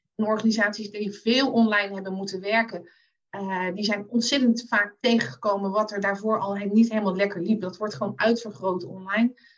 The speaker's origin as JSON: {"language": "Dutch", "town": "The Hague", "region": "South Holland", "country": "Netherlands", "tie": "born or raised there", "moved": "yes", "lives_now": "Zoetermeer, Netherlands", "said": "geboren en getogen in Den Haag"}